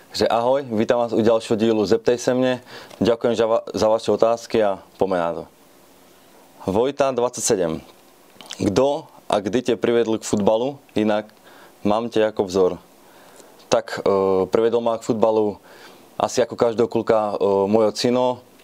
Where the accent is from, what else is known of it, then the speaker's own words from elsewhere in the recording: Banská Štiavnica, Banská Bystrica Region, Slovakia; now in Ostrava, Czech Republic; pochádzam z Banskej Štiavnice